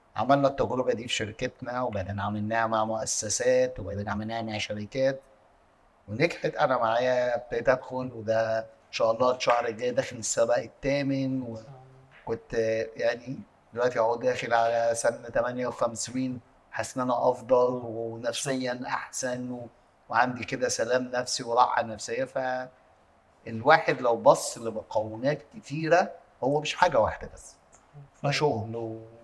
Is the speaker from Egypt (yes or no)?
yes; Egypt; عندنا في مصر